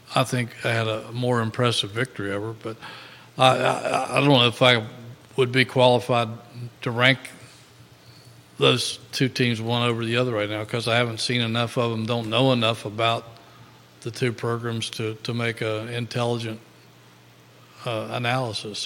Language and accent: English; Virginia, United States; I'm from Virginia